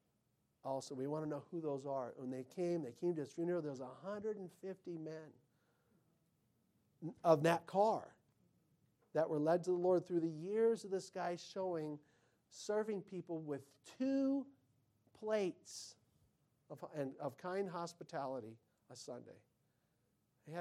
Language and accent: English; United States; I'm an American.